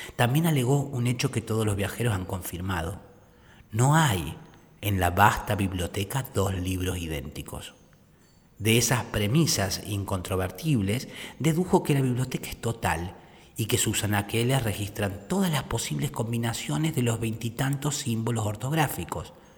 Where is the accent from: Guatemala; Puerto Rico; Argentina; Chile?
Argentina; Córdoba; Yo soy de Córdoba